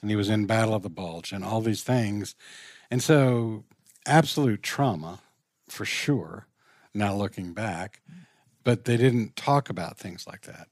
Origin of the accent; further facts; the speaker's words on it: Richmond, Virginia, United States; I grew up in Richmond, Virginia.